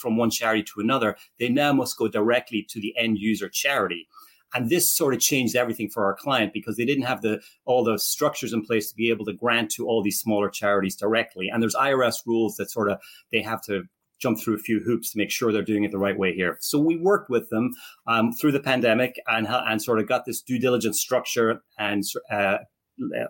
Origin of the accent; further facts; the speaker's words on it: Ireland; moved away as an adult; now in Philadelphia, United States; I'm originally from Ireland. I came here in the late 1980s